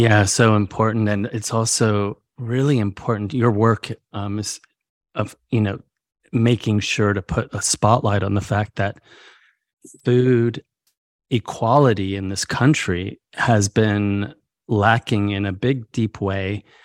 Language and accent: English; northern rural California, United States; also born or lived in Mexico; my experiences growing up in California